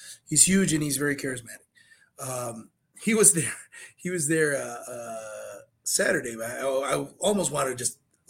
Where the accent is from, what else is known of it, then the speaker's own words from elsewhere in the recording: River Grove, Illinois, United States; also born or lived in Chicago; now in Florida, United States; I was born in River Grove, Illinois, man.